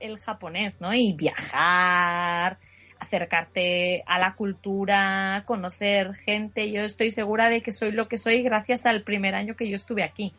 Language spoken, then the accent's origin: Spanish; Llanes, Asturias, Spain; moved away as an adult; now in Tokyo, Japan; Soy de un pueblo de Asturias que se llama Llanes